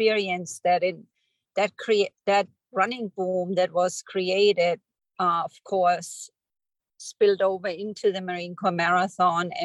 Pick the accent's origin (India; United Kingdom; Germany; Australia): Germany; moved away as an adult; now in United States; I'm originally from Germany. I grew up there. I moved to the United States in my late 20s.